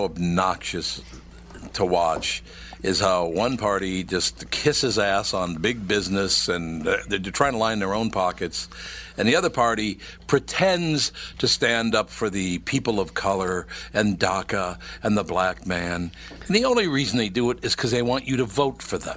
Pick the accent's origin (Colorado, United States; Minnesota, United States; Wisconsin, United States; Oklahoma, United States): Minnesota, United States; Minneapolis; When I grew up in North Minneapolis, since I was a little kid